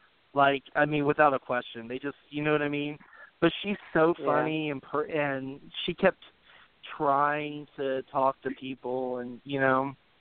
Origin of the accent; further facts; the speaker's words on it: England, United Kingdom; But that's just because I'm an English person and I don't like referring to you.